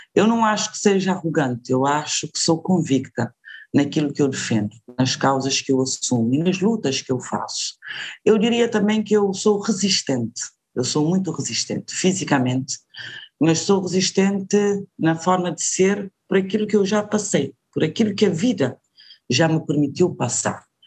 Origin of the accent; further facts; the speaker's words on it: Cape Verde; sou cabo-verdiana com grande orgulho